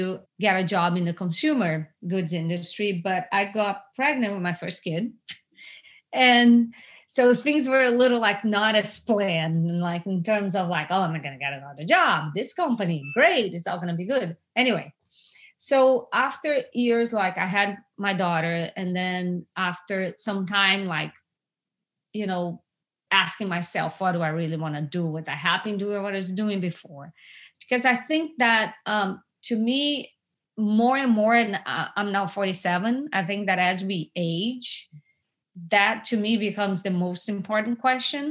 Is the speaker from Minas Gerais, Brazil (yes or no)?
no; Rio de Janeiro, Brazil; moved away as an adult; also born or lived in United Kingdom / Texas / New York; now in United States; I'm originally from Brazil. I grew up in Rio